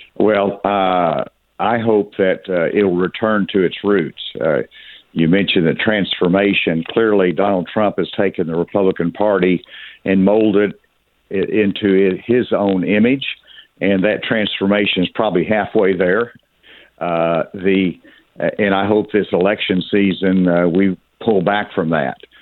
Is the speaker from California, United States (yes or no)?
no; Arkansas, United States; I grew up in the South. I'm from Arkansas